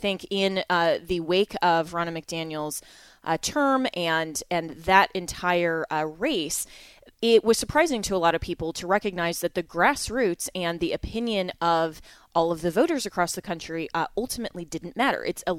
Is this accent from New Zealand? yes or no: no; Colorado, United States; my home state of Colorado